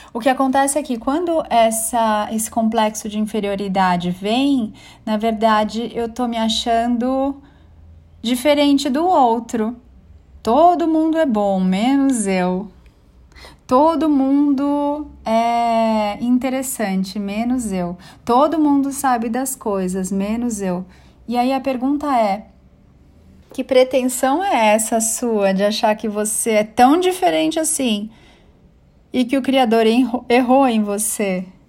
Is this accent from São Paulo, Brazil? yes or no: yes; São Paulo, Brazil; also born or lived in Bangu, Rio de Janeiro / São Bernardo do Campo; fui crescendo, vim para São Paulo. Vim morar primeiro em São Bernardo, depois em São Paulo e comecei a estudar num colégio, numa escola bem bacaninha, que foi onde eu estudei a vida inteira, desde o primário